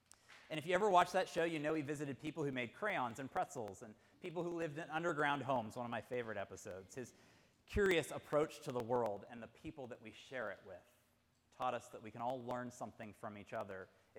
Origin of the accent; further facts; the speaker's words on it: Pittsburgh, Pennsylvania, United States; I was essentially growing up in Mr. Rogers' neighborhood in the Pittsburgh area.